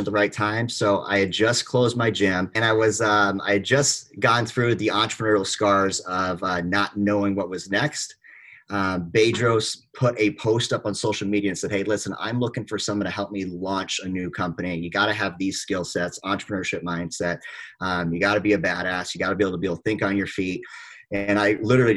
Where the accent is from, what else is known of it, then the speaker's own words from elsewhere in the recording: San Francisco, California, United States; also born or lived in Manila, Philippines / Arizona; now in Southern California, United States; I was actually born in Manila, Philippines. And then we left there when about six. My mom was just traveling the world, met my dad. Grew up in Northern California in San Francisco.